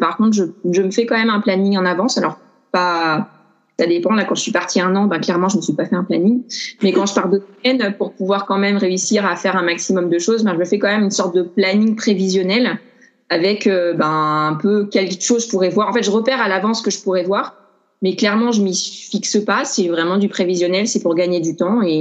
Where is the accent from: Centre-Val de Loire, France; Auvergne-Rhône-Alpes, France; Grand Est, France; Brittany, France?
Auvergne-Rhône-Alpes, France; Grenoble; now in Paris, France; je suis originaire de Grenoble, j'ai pas mal bougé. En ce moment, j'habite à Paris